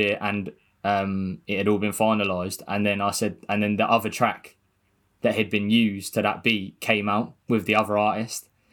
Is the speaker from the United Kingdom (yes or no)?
yes; Gosport, South East England, United Kingdom; I'm from Gosport